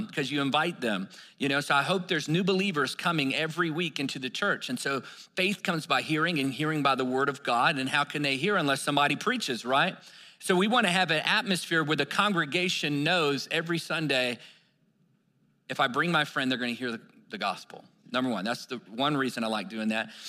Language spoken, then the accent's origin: English; Virginia, United States; I grew up in Virginia where you could throw a rock and hit three churches by accident.